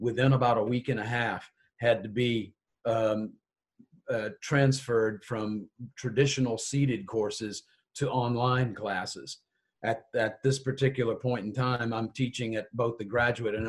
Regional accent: Richmond, Virginia, United States; moved away as an adult; also born or lived in Mississippi / Israel; I was born in Richmond, Virginia and grew up there

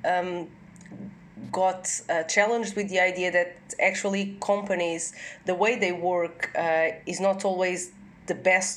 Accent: Portugal; now in Netherlands; I'm from Portugal.

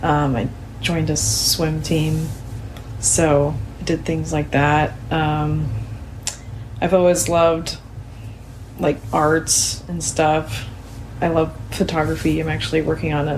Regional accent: Kaysville, Utah, United States; moved away; also born or lived in Vancouver, Washington / Spokane, Washington; I grew up in Kaysville, Utah

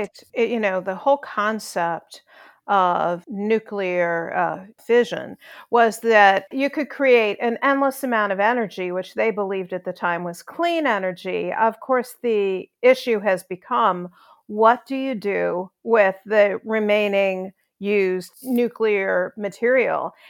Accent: Chicago, Illinois, United States; moved away as an adult; also born or lived in New York; now in Nashville, United States; I grew up in Chicago

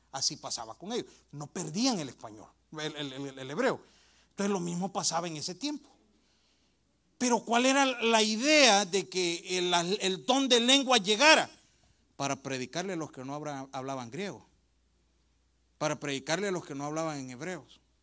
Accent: El Salvador; Yo soy del Salvador

